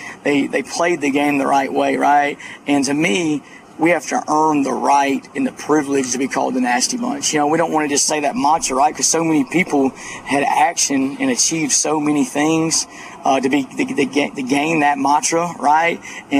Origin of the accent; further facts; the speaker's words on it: Alabama, United States; I'm from Alabama, right across the Alabama Mississippi line. My mother's from Mississippi, and I have a lot of Southern Miss with my family.